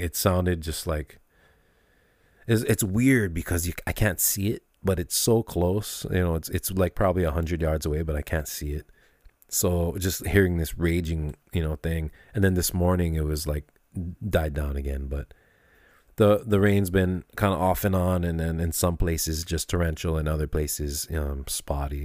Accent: Kailua, Hawaii, United States; also born or lived in south side of Oahu; we're from Kailua too. We're from the east fucking side

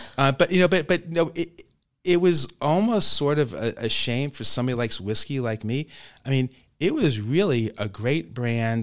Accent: New York City, New York, United States; also born or lived in Upper West Side, Manhattan; I grew up in Brooklyn. I was born in Brooklyn, quite long before Brooklyn was cool

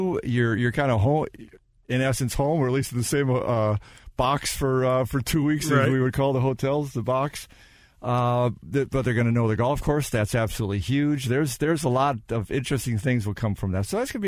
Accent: Illinois, United States; I'm from Illinois

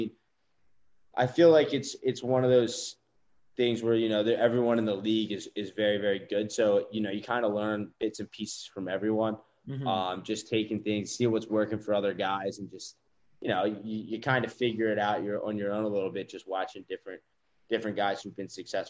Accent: Baltimore, Maryland, United States; moved away; being from Baltimore

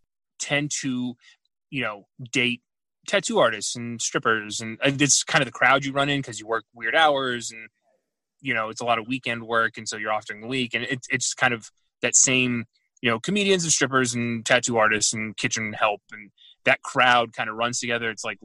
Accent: Houston, Texas, United States; Yeah, I grew up in Houston. Like, they used to do that.

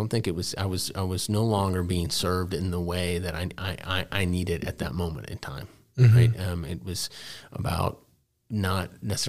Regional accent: Dallas, Texas, United States; I'm a product of both public and private schools. I grew up in Dallas. I went to public school through eighth grade.

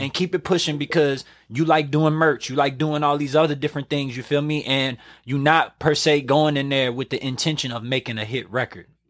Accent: New Orleans, Louisiana, United States; I'm doing it from New Orleans

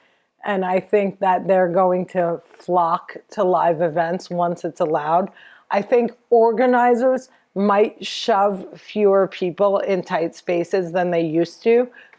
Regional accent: New Jersey, United States; I'm from Jersey. I hang out with my mom a lot. I'm Palestinian.

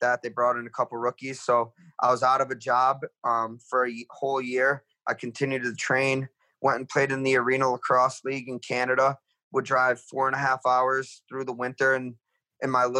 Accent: an hour from Buffalo, New York, United States; here I am in Buffalo, New York, an hour away from where I grew up

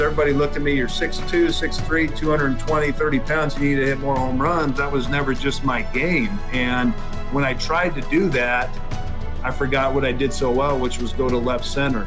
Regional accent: Washington, United States; moved away; Seattle at Safeco, obviously my home state

